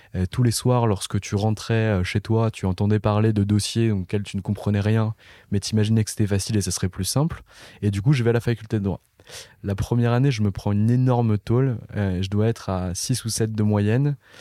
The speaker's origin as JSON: {"language": "French", "town": "Nancy", "region": "Grand Est", "country": "France", "said": "je viens pas de Paris et je viens d'une ville du nord-est de la France qui s'appelle Nancy"}